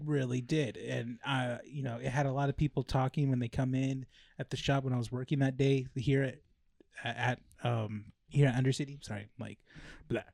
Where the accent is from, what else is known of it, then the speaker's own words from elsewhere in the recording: La Habra, California, United States; also born or lived in Downey, California; I was born in Downey and then moved to La Habra.